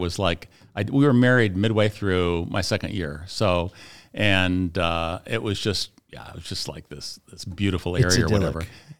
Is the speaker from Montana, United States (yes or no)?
no; Wilmette, Illinois, United States; also born or lived in Evanston; Yeah, Wilmette. Yeah, I was born in Evanston at age 2. Moved to Wilmette. That's where I grew up.